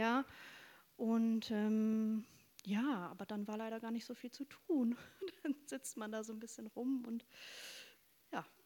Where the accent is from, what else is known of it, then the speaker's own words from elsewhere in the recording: North Rhine-Westphalia, Germany; moved away as an adult; now in Bremen, Germany; Ostwestfälin, sehr konservativ aufgewachsen.